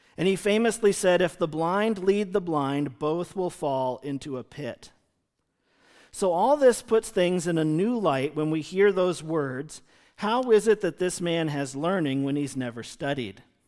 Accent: United States; we as American Christians living in two thousand twenty

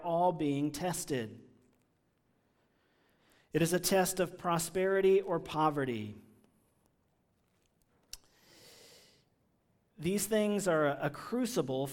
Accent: Washington, District of Columbia, United States; I grew up in Washington, D.C.

